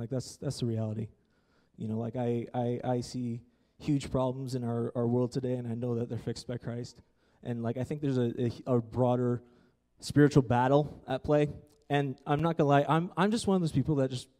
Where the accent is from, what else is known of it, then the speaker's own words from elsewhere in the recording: Ontario, Canada; moved away; I come from Ontario